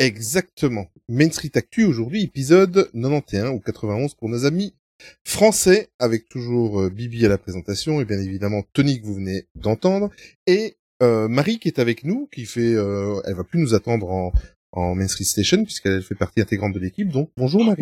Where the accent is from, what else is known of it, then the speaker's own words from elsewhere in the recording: Belgium; nous sommes belges